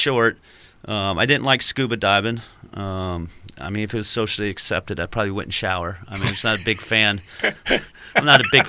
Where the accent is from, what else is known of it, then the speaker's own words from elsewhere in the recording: Yorktown, Virginia, United States; So I grew up in Yorktown, Virginia, and I had grandparents in Florida and Indiana, so you could drive there.